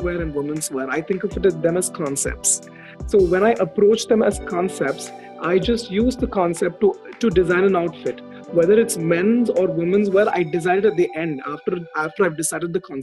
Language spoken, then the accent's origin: English; Chennai, Tamil Nadu, India; I was born and raised in Chennai